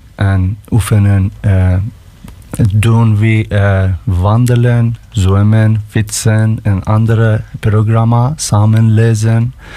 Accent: Iran; Dutch is a second language; moved away as an adult; now in Belgium; we komen uit Iran

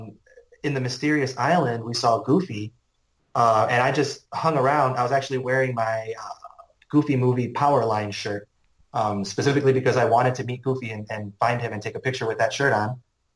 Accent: United States; we're American.

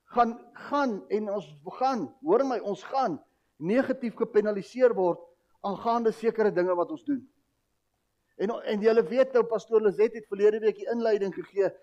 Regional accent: South Africa; ons as as volk, ons as Afrikaner, Suid-Afrikaanse mens het 'n tradisie

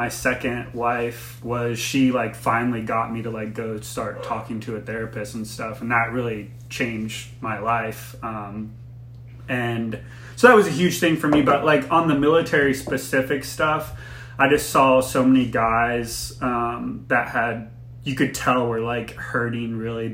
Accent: Florida, United States; moved away; I'm from Florida originally.

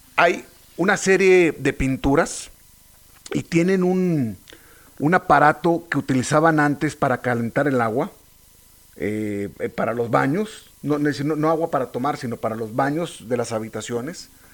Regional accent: Saltillo, Coahuila, Mexico; yo yo soy de Saltillo

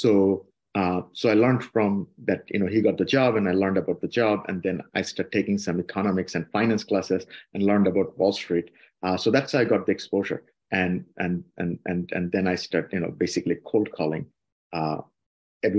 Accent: Dhaka, Dhaka Division, Bangladesh; moved away as an adult; also born or lived in Barisal, Bangladesh; now in United States; Yeah, I grew up in Dhaka. I was born in Borishal. Grew up in Dhaka basically most of my life, you know, like starting 6 months old

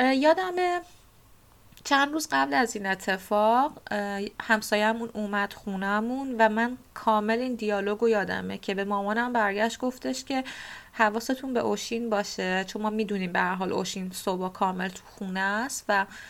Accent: Bushehr, Bushehr Province, Iran; من متولد بوشهر و بزرگ شده بوشهر هستم

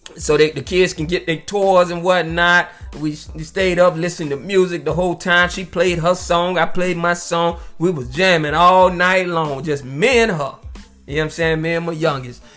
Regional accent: United States; I'm from America and I was born over here in the United States

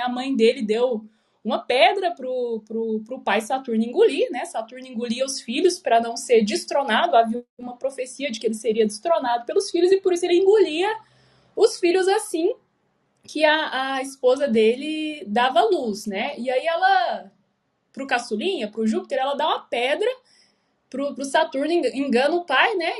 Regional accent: Goiânia, Goiás, Brazil; now in Curitiba, Brazil; Porque eu moro em Curitiba, mas eu sou de Goiânia

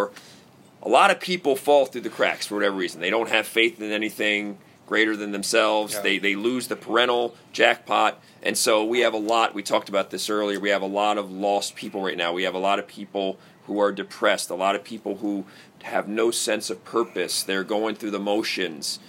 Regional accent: United States; I grew up outside of Washington, D.C.

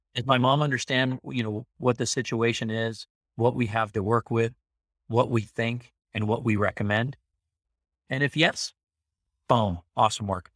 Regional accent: Carlsbad, California, United States; also born or lived in Long Beach; when I grew up in Carlsbad, there were no homeless people walking around

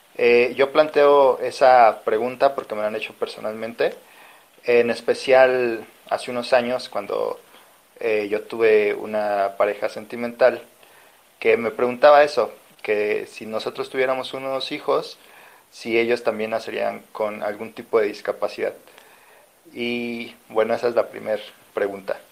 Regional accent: Mexico City, Mexico; de la Ciudad de México

